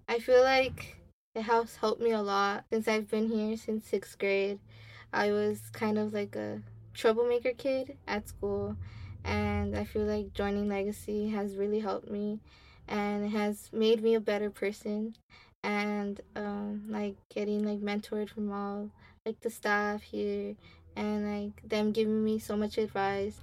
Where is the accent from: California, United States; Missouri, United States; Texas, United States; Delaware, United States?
California, United States; Los Angeles; i grew up in Ramona Gardens